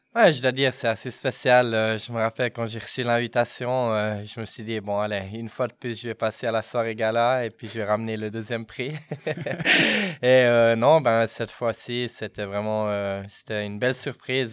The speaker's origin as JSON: {"language": "French", "region": "Fribourg", "country": "Switzerland", "tie": "born or raised there", "moved": "yes", "lives_now": "Bern, Switzerland", "said": "j'ai grandi à Fribourg"}